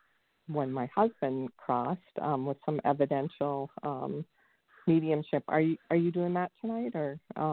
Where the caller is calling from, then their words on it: California, United States; I'm calling from California.